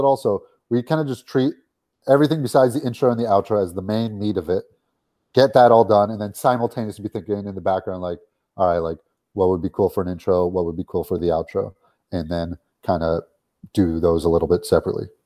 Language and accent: English; Los Angeles, California, United States; we grew up in Los Angeles